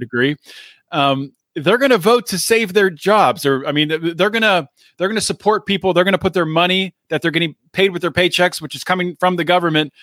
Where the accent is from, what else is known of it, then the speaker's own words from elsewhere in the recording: Pittsburgh, Pennsylvania, United States; we're both from Pennsylvania, both from the Pittsburgh area-ish